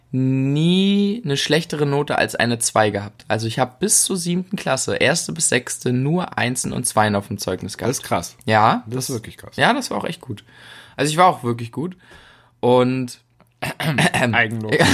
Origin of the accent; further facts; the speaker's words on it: Mecklenburg-Vorpommern, Germany; Also bei uns in Mecklenburg-Vorpommern darfst du erst ab